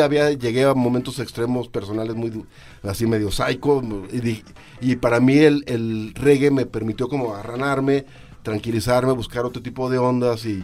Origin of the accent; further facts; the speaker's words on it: Mexico; soy blanquito, soy mexicano